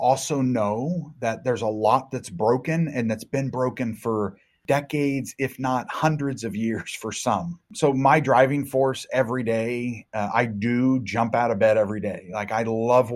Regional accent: Cincinnati, Ohio, United States; my hometown of Cincinnati, Ohio area

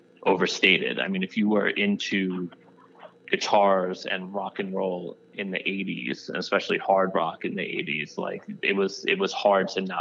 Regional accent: Long Island, New York, United States; I grew up in New York as well, but I grew up in the suburbs. I grew up on Long Island

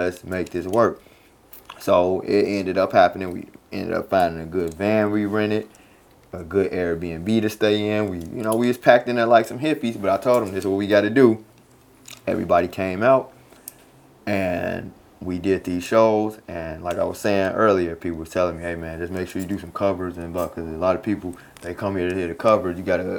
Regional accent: Chicago, Illinois, United States; and I'll be like, I'm from Chicago, and they're like, what?

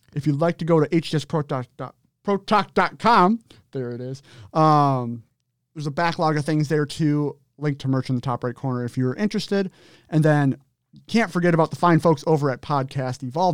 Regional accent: Minnesota, United States; From Minnesota

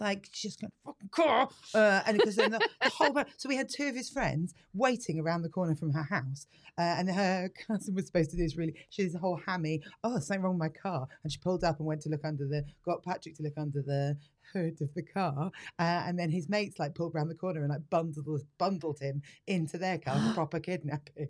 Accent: United Kingdom

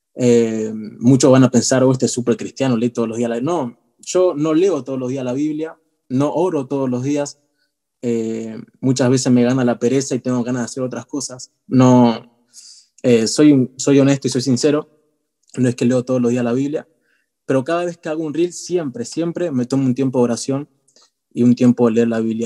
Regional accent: Buenos Aires, Argentina; soy de Argentina, Argentina Che, de Buenos Aires

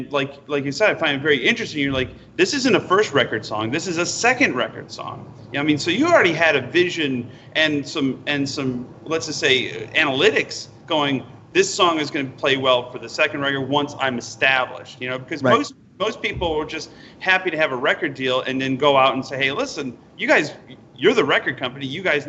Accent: Utica, New York, United States; from Utica, New York, and I go, I made it to Carnegie Hall.

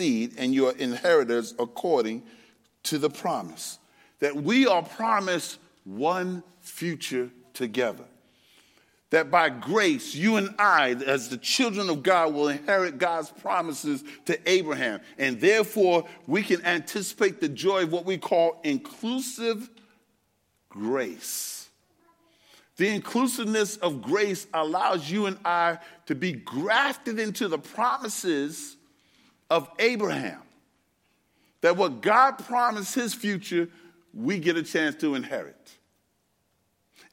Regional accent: New York City, New York, United States; I'm from Brooklyn, New York. That's where I was born and raised

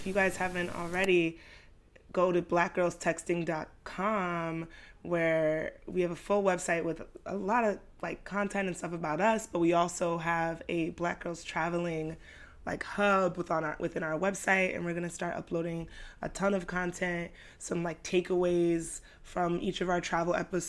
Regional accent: New York City, New York, United States; growing up in Brooklyn in this like melting pot of like black culture, a lot of that is like Caribbean West Indian culture

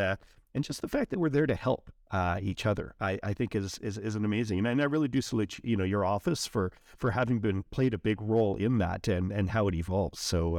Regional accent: Canada; how can I help as, you know, as a Canadian and a fellow business person

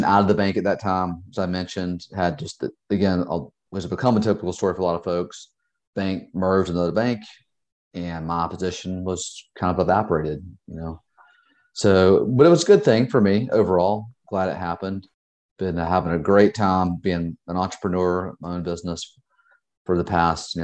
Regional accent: Georgia, United States; moved away as an adult; now in Charleston, United States; I am originally from Georgia. I've been in South Carolina now for about 20 years here in Charleston

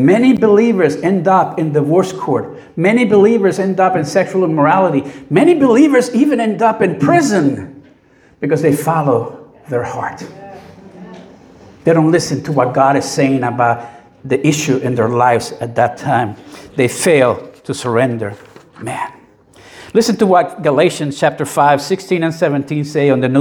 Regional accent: Puerto Rico; I grew up in the 60s and early 70s in Puerto Rico

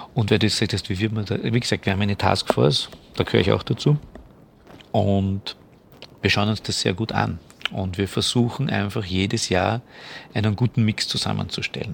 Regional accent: Vienna, Austria; als Österreicher und als Wiener

